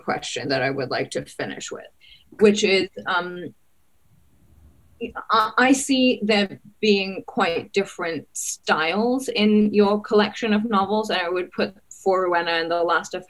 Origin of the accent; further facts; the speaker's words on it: Singapore; I grew up in Singapore